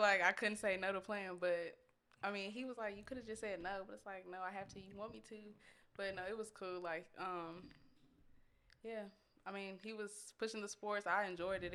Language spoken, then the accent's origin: English; Austin, Texas, United States; also born or lived in Georgia; I was born in Georgia 'cause my dad was in the military, but, you know, I was raised in Austin. Um, been here my whole life